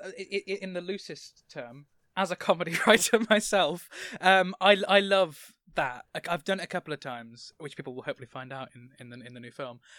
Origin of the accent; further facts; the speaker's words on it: England, United Kingdom; I'm from England